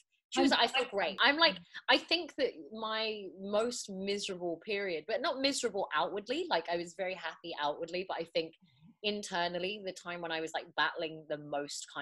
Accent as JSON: {"language": "English", "region": "England", "country": "United Kingdom", "tie": "born or raised there", "also_born_or_lived": "Morocco (ancestry)", "said": "in England, you know, I know that my identity isn't British. Like, I'm British by birth, but not British by ethnicity"}